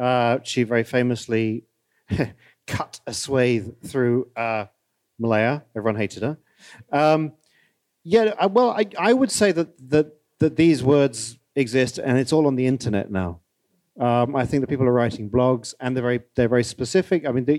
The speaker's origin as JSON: {"language": "English", "country": "United Kingdom", "tie": "born or raised there", "said": "Actually, I was growing up in Britain when Year in Provence came out, and it was a cultural phenomenon. Because it's so near."}